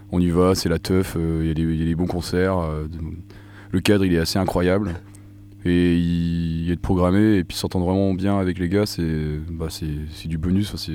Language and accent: French; Côtes-d'Armor, Brittany, France